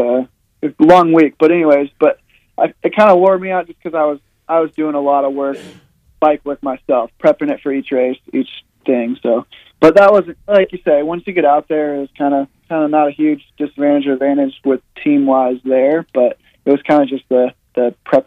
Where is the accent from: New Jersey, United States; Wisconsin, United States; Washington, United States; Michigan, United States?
Washington, United States; now in Travelers Rest, United States; I came from Washington, obviously